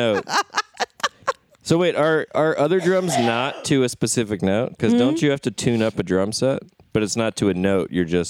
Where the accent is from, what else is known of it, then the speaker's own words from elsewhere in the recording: Maryland, United States; I'm from Maryland. My family's from Maryland, and I was born in Maryland and grew up there.